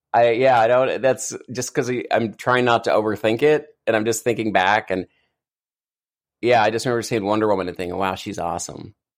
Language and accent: English; Eastern Kentucky, United States; I grew up in Eastern Kentucky